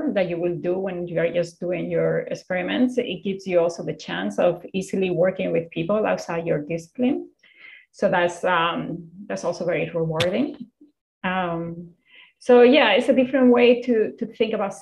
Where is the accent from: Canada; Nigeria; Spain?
Spain; now in United States; I'm originally from Spain